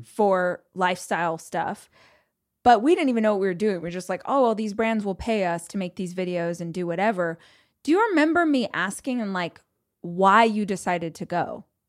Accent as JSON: {"language": "English", "region": "Southern California", "country": "United States", "said": "If you are born and raised in California, Southern California"}